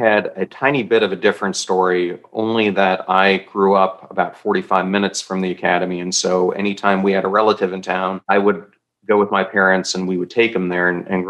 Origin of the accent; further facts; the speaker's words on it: New York, United States; also born or lived in Midwest; I think my parents put my first pair of skates on me when I was 3 or 4 years old growing up in New York and then the Midwest.